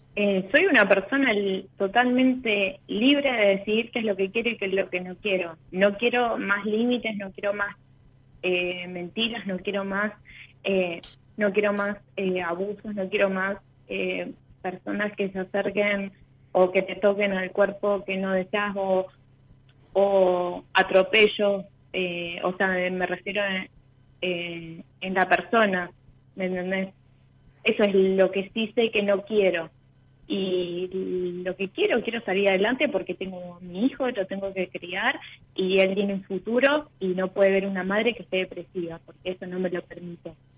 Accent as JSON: {"language": "Spanish", "town": "Venado Tuerto", "region": "Santa Fe", "country": "Argentina", "tie": "born or raised there", "also_born_or_lived": "Santa María, Catamarca"}